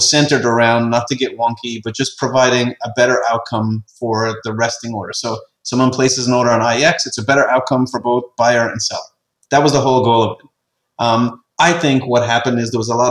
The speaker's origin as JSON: {"language": "English", "country": "Ireland", "said": "I'm an Irish guy."}